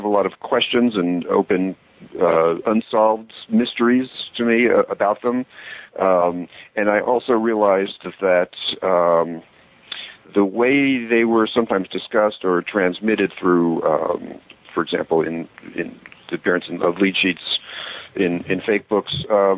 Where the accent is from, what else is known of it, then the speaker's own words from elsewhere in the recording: North Carolina, United States; also born or lived in Long Island, New York; I grew up in Long Island, New York, and lived there until I was about 10, and then moved to the South and ultimately went to junior high school and high school and undergraduate school in North Carolina.